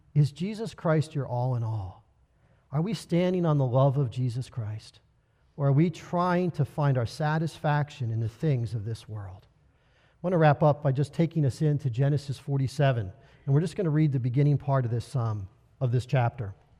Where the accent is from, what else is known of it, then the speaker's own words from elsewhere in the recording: United States; we as American believers